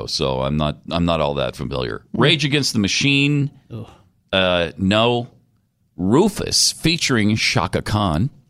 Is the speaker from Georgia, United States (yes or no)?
yes; Georgia, United States; growing up in Georgia, I would understand it. You know, Bulldogs, Braves, and Falcons.